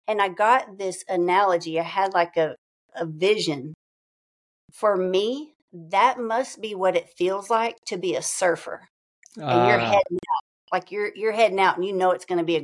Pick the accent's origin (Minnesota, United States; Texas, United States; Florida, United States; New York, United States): Texas, United States; East; definitely my roots are founded in East Texas. I grew up on a large working ranch